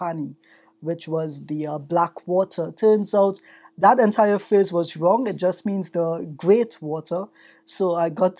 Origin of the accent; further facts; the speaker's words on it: Trinidad & Tobago; accent: strong Trinidad accent; now in Canada; I'm from Trinidad and Tobago